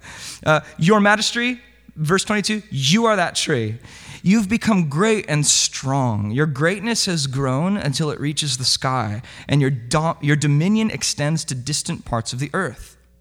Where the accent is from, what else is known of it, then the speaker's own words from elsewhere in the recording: Southern California, United States; moved away; also born or lived in Vancouver, Washington; this is how I grew up in Southern California